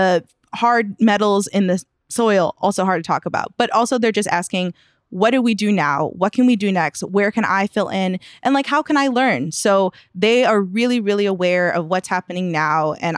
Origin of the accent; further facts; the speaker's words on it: Chicago, Illinois, United States; have been in the Eastside neighborhood for generations to say like, we are Chicagoans, but also like we come from Mexico